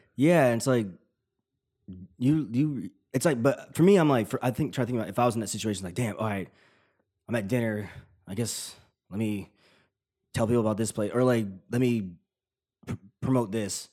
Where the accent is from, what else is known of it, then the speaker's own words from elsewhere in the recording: Tennessee, United States; I'm from Tennessee.